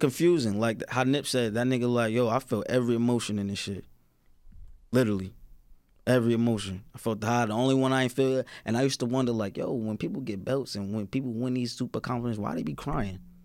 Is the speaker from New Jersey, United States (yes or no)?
yes; Newark, New Jersey, United States; where I'm from, like, you know, I'm from Newark.